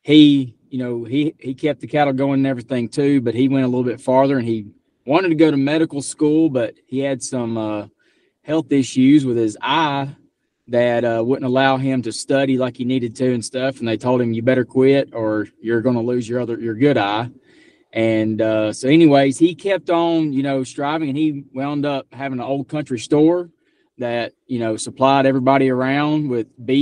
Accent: Fauntville, Alabama, United States; I was born and raised right here in Fauntville, Alabama. It's a little small town in North Alabama.

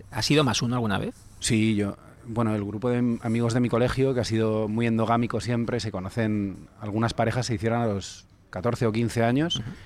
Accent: Calatayud, Aragon, Spain; now in Madrid, Spain; era en mi pueblo, cuando era pequeño en Calatayud

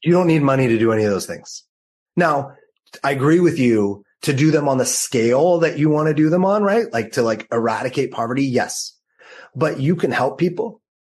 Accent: Los Angeles, California, United States; also born or lived in New York City; now in San Diego, United States; I grew up in Los Angeles.

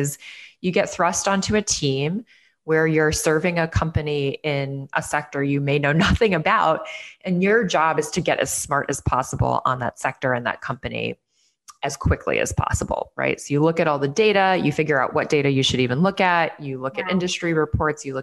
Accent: Chicago, Illinois, United States; moved away as an adult; also born or lived in New York City; my hometown of Chicago

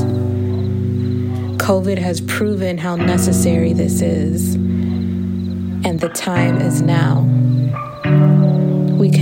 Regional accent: Chicago, Illinois, United States; I am a longtime organizer and artist, born and raised in Chicago.

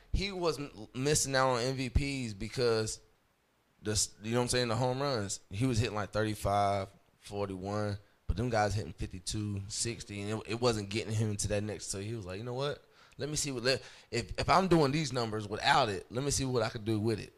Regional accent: St. Pauls, North Carolina, United States; also born or lived in Hope Mills, North Carolina / Fayetteville, North Carolina; I was grew up in uh, St. Paul's, North Carolina

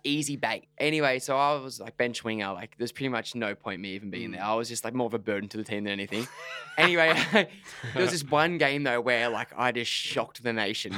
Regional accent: Gerringong, New South Wales, Australia; We're from New South Wales. So where I'm from, Gerringong

